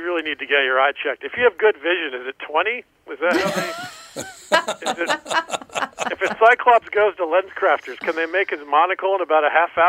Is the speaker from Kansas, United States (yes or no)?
no; Atlanta, Georgia, United States; also born or lived in Florida; Yeah, mostly Atlanta. I was born in Florida, but mostly suburban Atlanta.